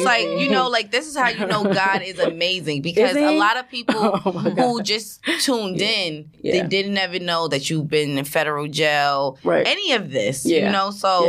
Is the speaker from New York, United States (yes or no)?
yes; New York City, New York, United States; I'm born and raised in Edgemere.